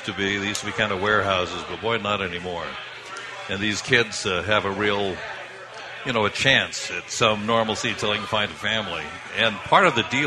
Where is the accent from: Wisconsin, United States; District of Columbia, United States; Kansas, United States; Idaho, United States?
Idaho, United States; now in Boston, United States; I was raised in Idaho